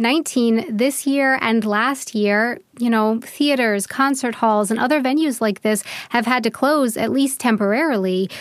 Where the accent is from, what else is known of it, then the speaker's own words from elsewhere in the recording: United States; moved away as an adult; now in Munich, Germany; I'm an American who has been living in Germany for around 10 years now, specifically in Munich